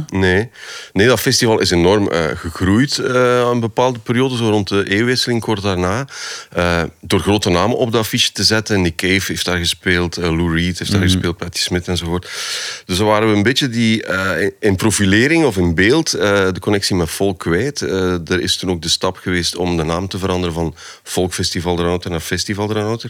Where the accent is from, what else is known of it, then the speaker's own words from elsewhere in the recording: Poperinge, Flanders, Belgium; Ik ben van de Westhoek